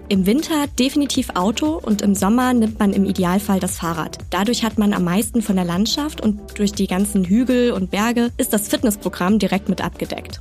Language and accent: German; Garmisch-Partenkirchen, Bavaria, Germany; Meine Heimat, Garmisch-Partenkirchen